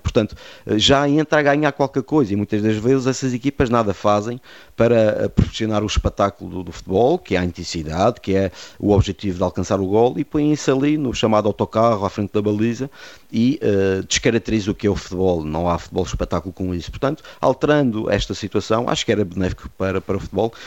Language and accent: Portuguese; Madeira, Portugal; Eu fui o único árbitro madeirense da Associação Fal Madeira